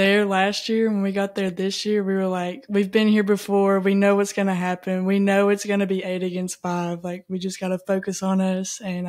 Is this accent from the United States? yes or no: yes; Cleveland, Tennessee, United States; accent: Southern drawl; now in Bossier City, United States; I'm from the Cleveland, Chattanooga area in Tennessee.